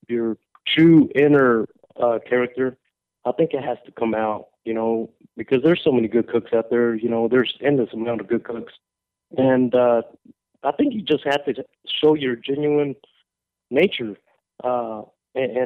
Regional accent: Texas, United States; born or raised there

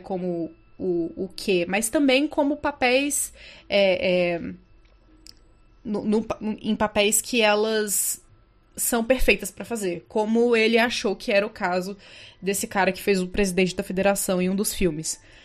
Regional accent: Brazil; a gente é brasileiro

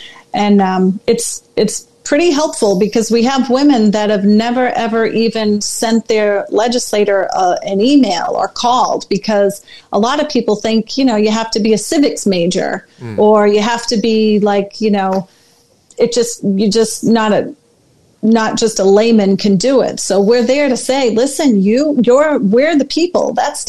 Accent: Oklahoma, United States; born there; I was born in Oklahoma, stationed around, moved around the country.

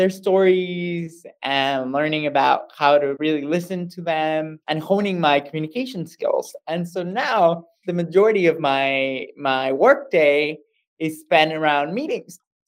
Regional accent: Monterrey, Nuevo León, Mexico; moved away; also born or lived in United States; I grew up in Monterrey, Mexico

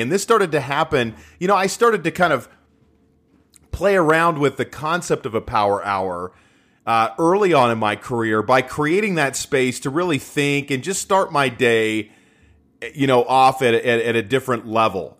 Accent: Utah, United States; I'm from Utah

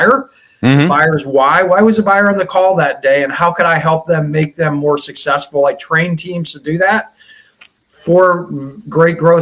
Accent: California, United States; now in Boston, United States; I grew up in California

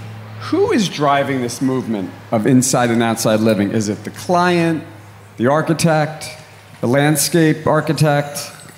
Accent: East Coast, United States; moved away; I grew up on the East Coast and, you know, in the summertime, the humidity and all the mosquito bites I got

